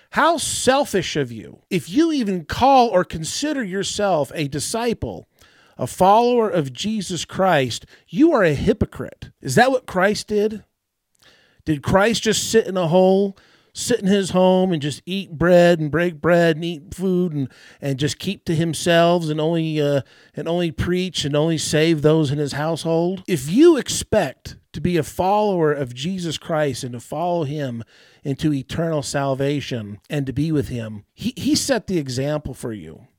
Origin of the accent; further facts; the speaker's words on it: United States; I'm, I'm an American